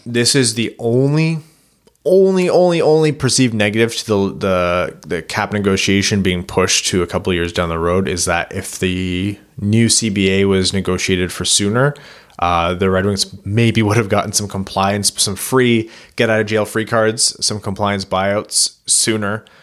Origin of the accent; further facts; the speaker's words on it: Windsor, Ontario, Canada; now in Kitchener-Waterloo, Canada; I was born in Windsor